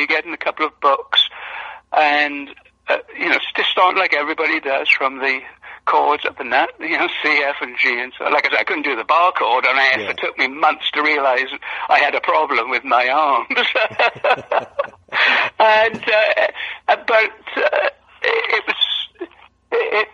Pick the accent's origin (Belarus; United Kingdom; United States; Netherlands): United Kingdom; Wales; I was born in Wales, and it was a small mining village, really, back in those days, and it all centered around the coal mine